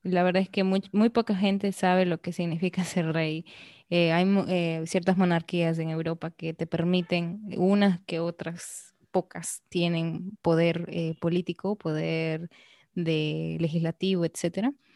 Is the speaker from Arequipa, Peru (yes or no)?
yes; Arequipa, Peru; now in Dominican Republic; yo vengo igual de una ciudad pequeña, Arequipa